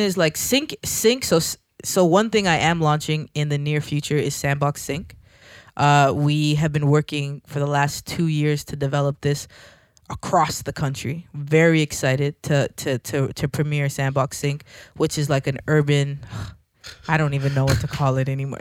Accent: Toronto, Ontario, Canada; I'm from Scarborough

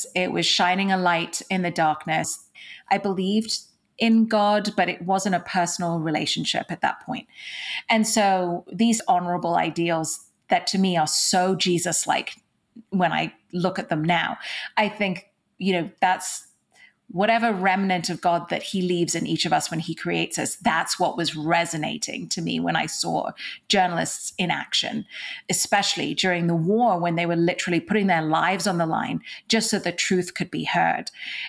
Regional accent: Dubai, United Arab Emirates; also born or lived in Mumbai, India; So I was born in India, in what's called Mumbai today, but will always be Bombay to me. I was born in India. I grew up in Dubai, in the Middle East, and I went to an English school there, which is why I still have a little bit of an accent.

